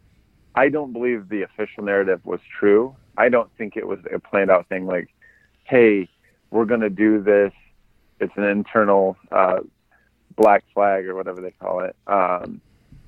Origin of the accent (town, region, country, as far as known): United States